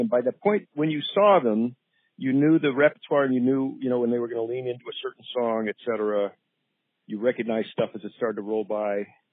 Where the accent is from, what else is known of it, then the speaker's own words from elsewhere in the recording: Boulder, Colorado, United States; I grew up in Boulder, Colorado